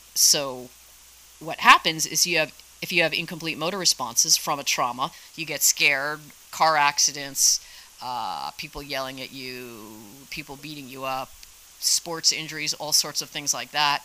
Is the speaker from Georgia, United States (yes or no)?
no; Jersey Shore, New Jersey, United States; moved away as an adult; also born or lived in Squaw Valley, California; now in California, United States; I grew up in New Jersey, down by the Jersey Shore. I moved to California in 1992